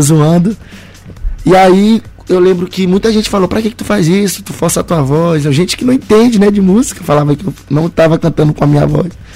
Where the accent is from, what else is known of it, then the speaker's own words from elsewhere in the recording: Maranhão, Brazil; em nenhum momento eu nego que eu sou maranhense, que eu vim daqui